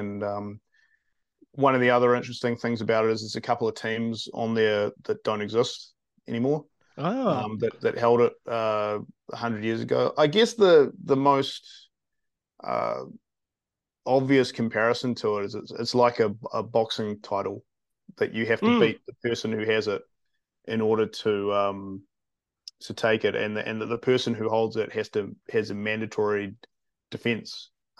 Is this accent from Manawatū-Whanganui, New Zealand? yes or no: no; Wellington, New Zealand; I'm from Wellington.